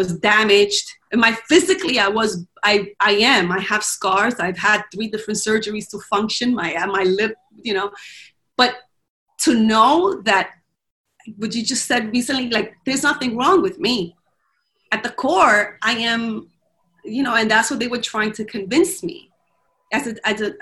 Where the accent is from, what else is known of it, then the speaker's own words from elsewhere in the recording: Dominican Republic; now in United States; I grew up in the Dominican Republic